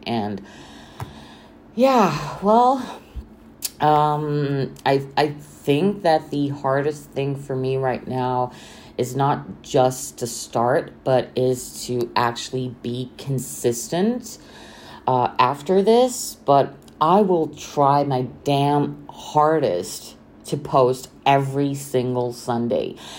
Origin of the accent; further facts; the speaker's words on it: Bucharest, Romania; I'm from Romania, Bucharest